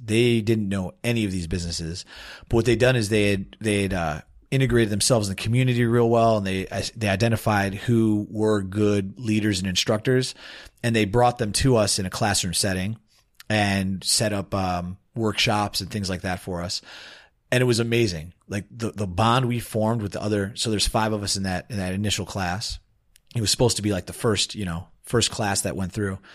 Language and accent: English; Warrenville, Illinois, United States; moved away as an adult; also born or lived in Chicago; now in Chiang Mai, Thailand; I'm from Chicago, uh, born and raised in Warrenville, Illinois, which is a suburb